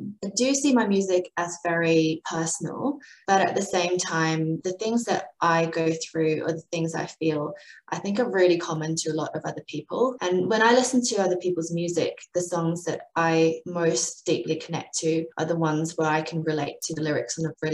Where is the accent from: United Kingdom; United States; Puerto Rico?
United Kingdom; also born or lived in Adelaide, Australia; now in Melbourne, Australia; I grew up in the UK. So that's the explanation for my accent, which is a bit of a mess